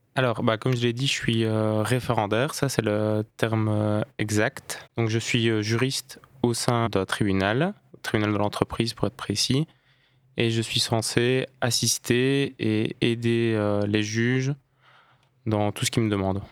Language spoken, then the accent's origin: French; Liège, Wallonia, Belgium; Je suis liégeois